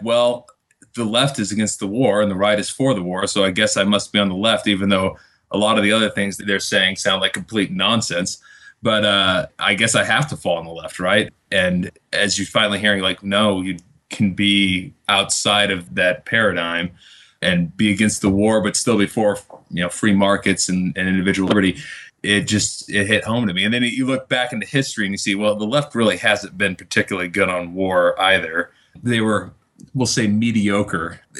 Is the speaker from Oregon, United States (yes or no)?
yes; Eugene, Oregon, United States; I'm from Eugene, Oregon, fairly liberal town.